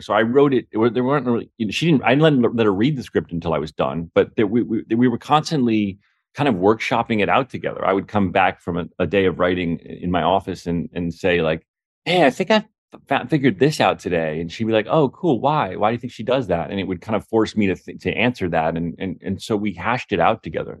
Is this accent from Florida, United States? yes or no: no; South Orange, New Jersey, United States; my hometown, which is South Orange, New Jersey